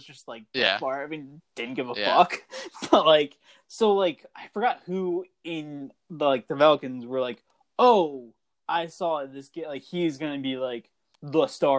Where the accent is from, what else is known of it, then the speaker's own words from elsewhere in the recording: New England, United States; growing up in New England